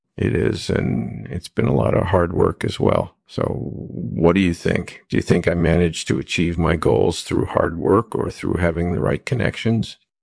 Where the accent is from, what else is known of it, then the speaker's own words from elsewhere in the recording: New York City, New York, United States; I was born in Brooklyn in nineteen forty-seven. I grew up in a tight-knit community there